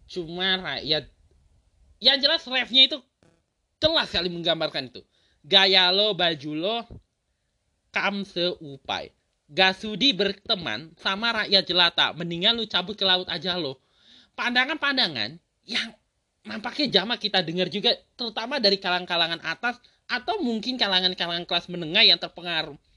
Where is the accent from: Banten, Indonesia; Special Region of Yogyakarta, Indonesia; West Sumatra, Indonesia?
Banten, Indonesia; Tangerang; yang gue perhatikan ya sebagai orang Tangerang sendiri juga udah mulai gitu bahkan di dekat rumah gue sendiri udah ada taman